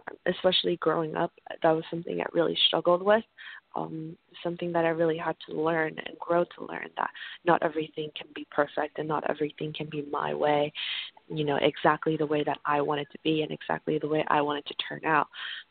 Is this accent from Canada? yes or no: yes; Canada; also born or lived in San Diego; I grew up partially in Canada, but I went to high school in San Diego, California.